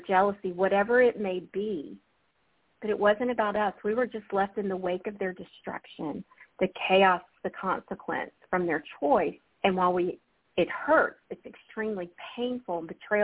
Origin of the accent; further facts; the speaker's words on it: Alabama, United States; moved away; I'm from Alabama originally, Susun. I grew up in the Bible Belt